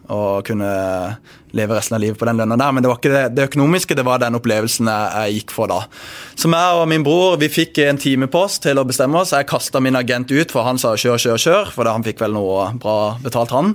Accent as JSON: {"language": "Norwegian", "town": "Bergen", "region": "Vestland", "country": "Norway", "moved": "yes", "said": "jeg kommer jo fra Bergen"}